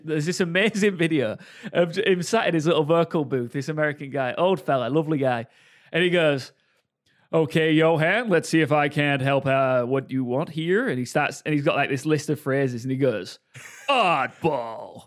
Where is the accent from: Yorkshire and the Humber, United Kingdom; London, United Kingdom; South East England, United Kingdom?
Yorkshire and the Humber, United Kingdom; Hull; Born and raised in Hull, yeah. Bo-, born and bred.